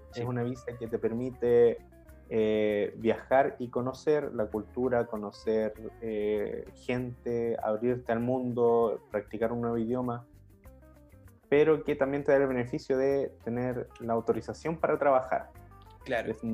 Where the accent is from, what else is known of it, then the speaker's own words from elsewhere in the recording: Rancagua, O'Higgins, Chile; moved away as an adult; now in Sweden; nosotros somos de la misma ciudad en Chile, somos de Rancagua